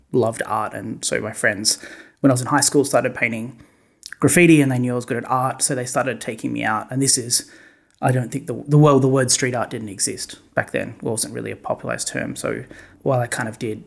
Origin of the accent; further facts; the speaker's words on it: Perth, Western Australia, Australia; moved away as an adult; also born or lived in New York / Ohio; Perth, my hometown